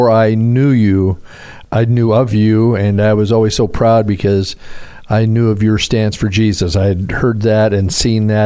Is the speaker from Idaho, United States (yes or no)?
yes; Caldwell, Idaho, United States; also born or lived in Pendleton, Oregon / Clarkston, Washington; dad took the church in Caldwell, Idaho for 17 years, and that's where I grew up and played sports